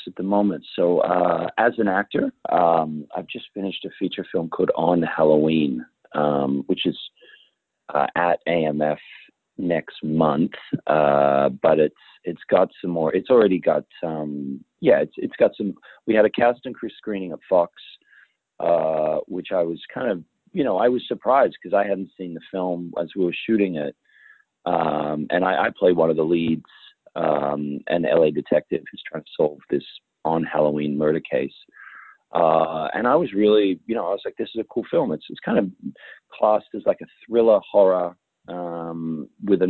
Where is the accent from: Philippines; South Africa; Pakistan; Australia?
Australia; now in United States; being Australian